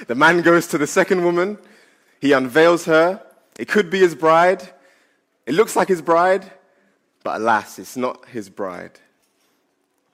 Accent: Ghana; I'm from Ghana. And because I'm from Ghana, we have two weddings

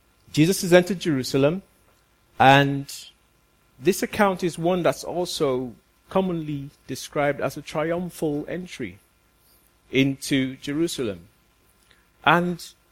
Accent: Nigeria; moved away; I'm from Nigeria

